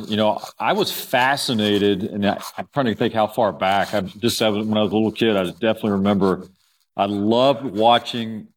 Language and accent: English; Houston, Texas, United States; moved away as an adult; I'm from Houston, and I came back home in 04.